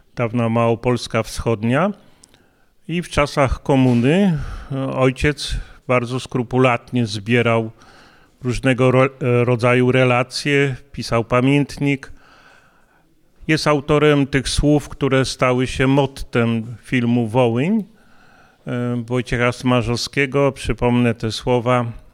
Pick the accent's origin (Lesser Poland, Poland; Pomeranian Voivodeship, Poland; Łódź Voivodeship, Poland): Lesser Poland, Poland; Kraków; ja jestem urodzony w Krakowie